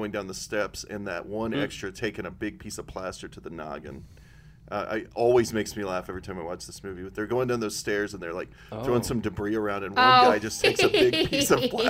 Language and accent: English; Wisconsin, United States; I'm from Wisconsin.